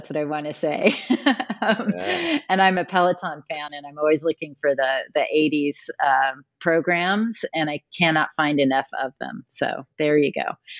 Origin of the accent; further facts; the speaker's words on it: Colorado Springs, Colorado, United States; also born or lived in California; now in Denver, United States; Well, I was born in Colorado, so that makes that easy. I didn't have a choice, and I'm glad. I grew up in Colorado Springs, born at Penrose Hospital, for any of you listening who know Colorado Springs back in the 60s. I just gave away my age.